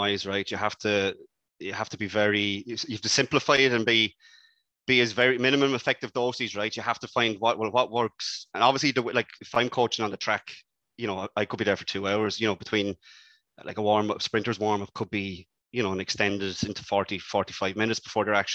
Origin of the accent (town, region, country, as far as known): Ireland